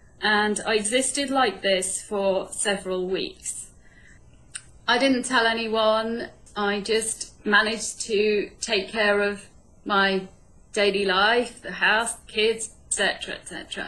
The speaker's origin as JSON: {"language": "English", "country": "India", "tie": "born there", "said": "I was born in India where there's like masses of them."}